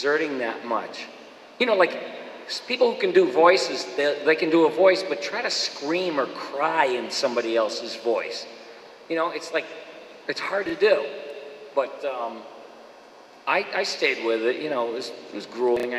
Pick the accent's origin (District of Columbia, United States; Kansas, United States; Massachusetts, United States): Massachusetts, United States; Boston; moved away as an adult; also born or lived in New York; I grew up in Boston